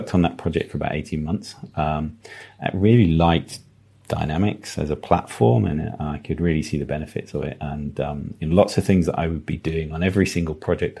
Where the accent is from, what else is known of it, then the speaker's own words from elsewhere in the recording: Devon, South West England, United Kingdom; moved away; also born or lived in Plymouth / Midlands; I'm a bit of a country boy. I grew up in Devon.